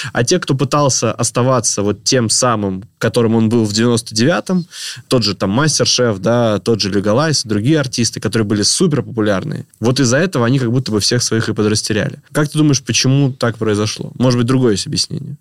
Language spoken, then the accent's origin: Russian; Stary Oskol, Belgorod Oblast, Russia; в Старом Осколе, откуда я родом